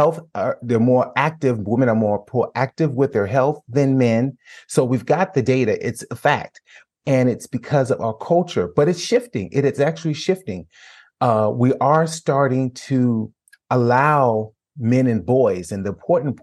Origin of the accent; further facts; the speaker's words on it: Chicago, Illinois, United States; moved away; I'm from Chicago, so the home is in Chicago. We sold our family home.